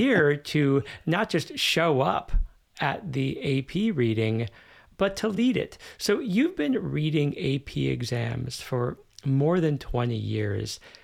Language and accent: English; United States; now in Germany; I grew up in the United States